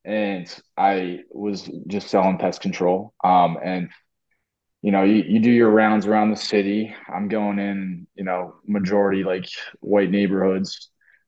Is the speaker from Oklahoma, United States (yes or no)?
no; Medford, New Jersey, United States; moved away as an adult; also born or lived in Richmond, Virginia; now in Tampa, United States; I'm from Medford, New Jersey. It's a very small town outside of Philly, and I probably had like four black kids in my class growing up, like in high school, and my parents moved to Richmond, Virginia, in the city.